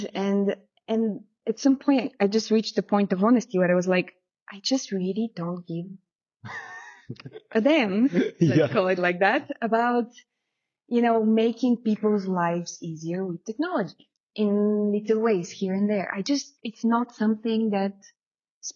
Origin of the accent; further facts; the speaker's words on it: Bulgaria; moved away; So I'm originally from Bulgaria, which means that I grew up after communism. I was born during communism and grew up after communism